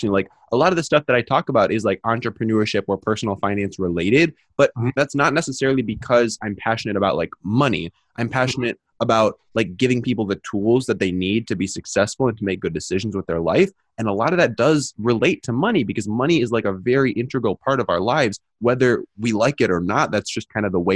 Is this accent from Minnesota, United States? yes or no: yes; Minneapolis, Minnesota, United States; moved away; I grew up in South Minneapolis.